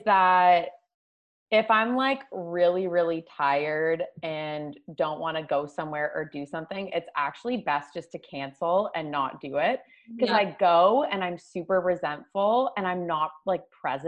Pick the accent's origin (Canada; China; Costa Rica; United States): Canada; Toronto, Ontario; I'm from Toronto. I was born here, grew up here my whole life.